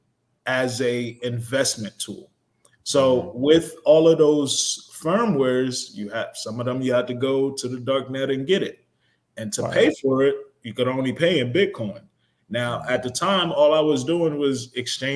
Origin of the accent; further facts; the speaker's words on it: Newark, New Jersey, United States; also born or lived in Montclair, New Jersey; I grew up in Newark, New Jersey